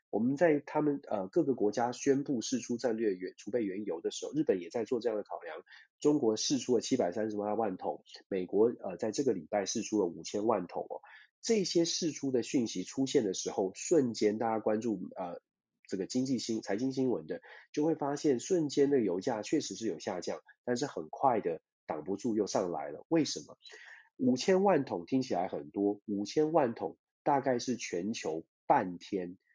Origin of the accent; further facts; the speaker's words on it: Taiwan; 我们，包括我自己，我们在台湾长大